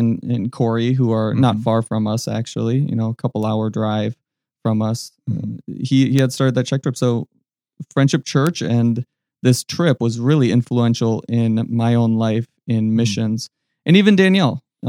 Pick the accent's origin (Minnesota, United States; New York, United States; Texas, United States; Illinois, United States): Minnesota, United States; Minneapolis; I grew up in the Minneapolis area.